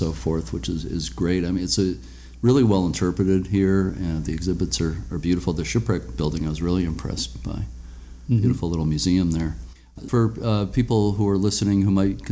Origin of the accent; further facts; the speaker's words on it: New England, United States; I'm from New England